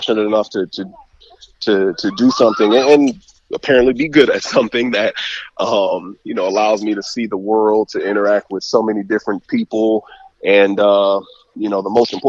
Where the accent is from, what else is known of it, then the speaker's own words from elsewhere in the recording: Flint, Michigan, United States; moved away as an adult; now in New York, United States; I'm from Flint, Michigan